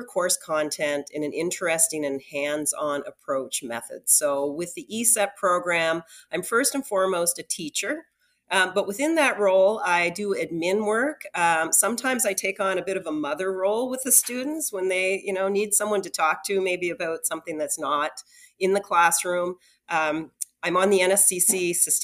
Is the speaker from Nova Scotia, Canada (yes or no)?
yes; Annapolis Valley, Nova Scotia, Canada; When I was young, I grew up in the Annapolis Valley, and I grew up on a farm